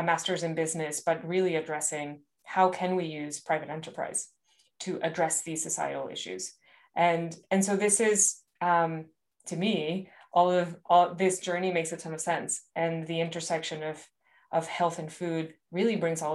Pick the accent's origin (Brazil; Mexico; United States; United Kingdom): Mexico; Monterrey, Nuevo León; I actually grew up in Monterrey, Mexico